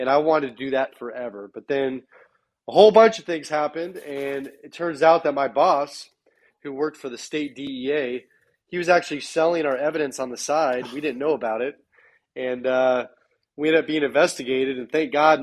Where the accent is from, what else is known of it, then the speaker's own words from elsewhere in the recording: Bay Area, Northern California, United States; moved away as an adult; also born or lived in Sacramento, California; I'm originally from the Bay Area in Northern California. I've actually lived all over the world.